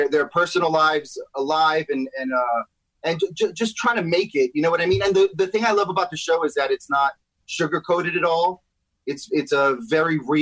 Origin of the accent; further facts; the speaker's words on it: New York City, New York, United States; now in Los Angeles, United States; I'm from New York City, Washington Heights.